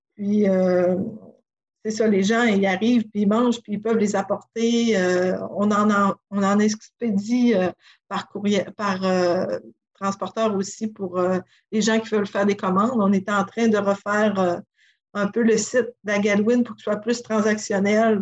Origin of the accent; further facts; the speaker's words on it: Sacré-Cœur, Quebec, Canada; also born or lived in Montreal; now in Tadoussac, Canada; je suis originaire de Sacré-Cœur, du village à côté